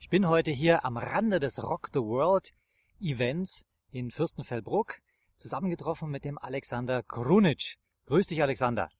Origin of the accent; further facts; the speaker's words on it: Tyrol, Austria; aus meinem Heimatland